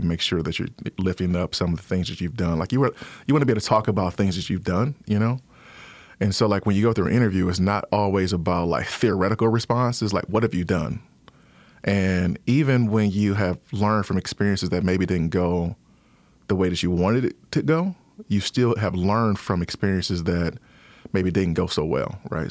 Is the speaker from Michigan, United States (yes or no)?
yes; Detroit, Michigan, United States; also born or lived in Ypsilanti, Michigan; I am originally from Detroit, born and raised in Detroit